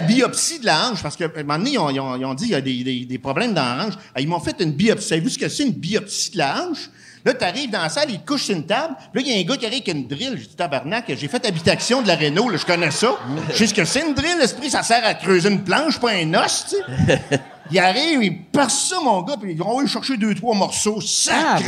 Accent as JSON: {"language": "French", "town": "Quebec City", "region": "Quebec", "country": "Canada", "said": "je viens de Québec."}